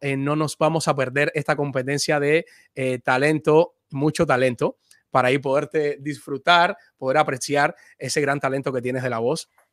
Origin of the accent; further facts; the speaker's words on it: Cuba; mi paisano